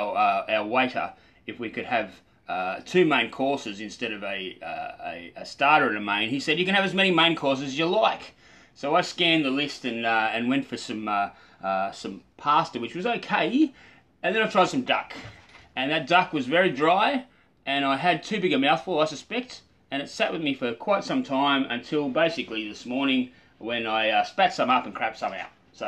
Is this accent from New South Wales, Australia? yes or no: no; Canberra, Australian Capital Territory, Australia; I love seeing a bloke who was born and raised in the Canberra-Queanbeyan area go surfing. I love it because it doesn't come naturally to us.